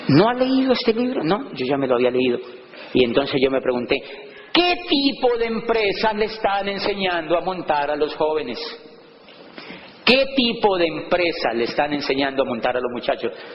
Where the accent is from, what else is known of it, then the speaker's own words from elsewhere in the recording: Colombia; moved away; also born or lived in Popayán; en mi país